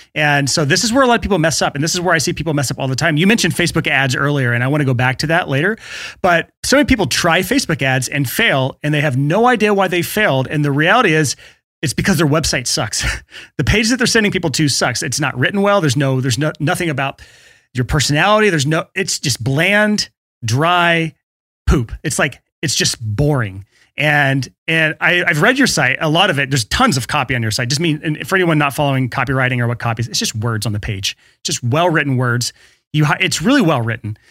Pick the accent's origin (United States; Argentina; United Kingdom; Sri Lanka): United States; the South; born and raised in the South